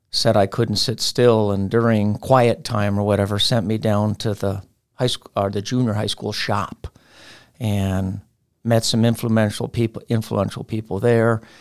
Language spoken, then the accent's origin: English; New York, United States; I'm from New York, New York.